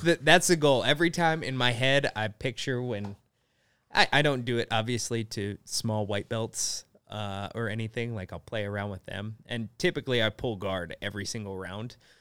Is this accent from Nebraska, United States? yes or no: yes; Nebraska, United States; moved away as an adult; also born or lived in South Korea; everyone in Nebraska has a truck, but I didn't have one